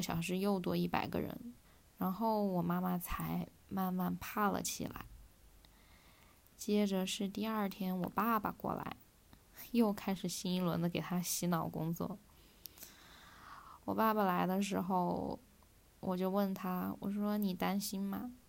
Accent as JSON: {"language": "Chinese", "town": "Wuhan", "region": "Hubei", "country": "China", "said": "我们武汉的医院物资不足"}